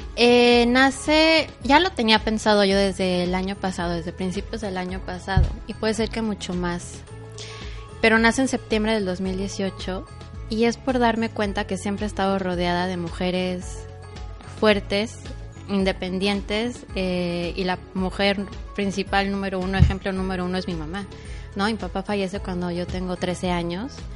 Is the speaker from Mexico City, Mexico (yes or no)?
yes; Mexico City, Mexico; moved away as an adult; also born or lived in Cancún; now in Playa del Carmen, Mexico; soy originaria de la Ciudad de México y llegué un 5 de enero del 2013 a... De hecho, llegué a Cancún